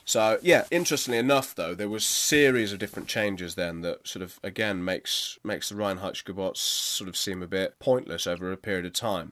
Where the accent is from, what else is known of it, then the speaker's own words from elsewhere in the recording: United Kingdom; us being here in the U K and being both British citizens